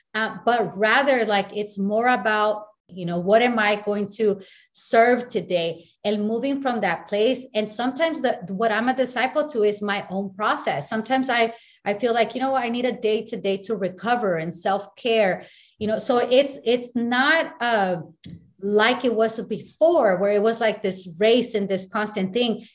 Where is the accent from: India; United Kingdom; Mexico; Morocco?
Mexico; I'm from Me- Mexico